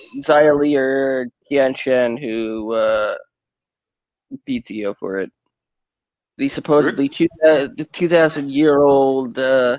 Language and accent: English; New York City, New York, United States; Karen Q, right from my hometown in Queens.